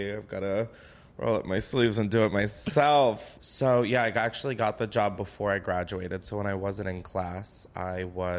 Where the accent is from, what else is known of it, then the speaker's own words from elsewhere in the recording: Delaware, United States; moved away as an adult; also born or lived in New York; now in Los Angeles, United States; We grew up in Delaware.